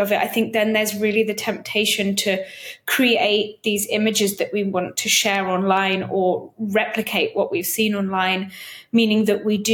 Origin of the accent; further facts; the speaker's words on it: United Kingdom; I'm British and it's only in the UK where we use the term hen do or hen party.